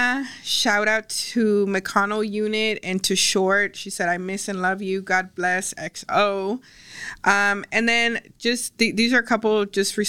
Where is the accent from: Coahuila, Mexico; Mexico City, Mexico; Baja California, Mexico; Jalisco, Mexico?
Coahuila, Mexico; Ciudad Acuña; moved away; also born or lived in Del Rio, Texas, United States; I'm from Del Rio, and not only am I from Del Rio, I was raised in Acuña